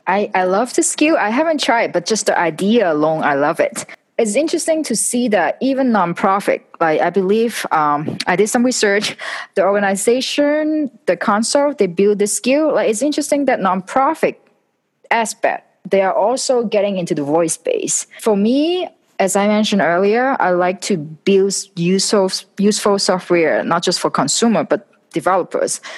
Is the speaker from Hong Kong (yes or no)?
yes; Hong Kong; moved away; I was originally from Hong Kong